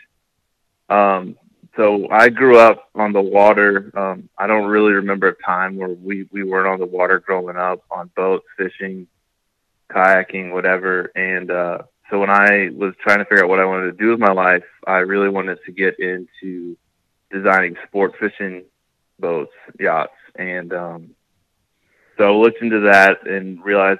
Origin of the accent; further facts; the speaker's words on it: Columbia, South Carolina, United States; I grew up in Columbia, South Carolina, which is not on the coast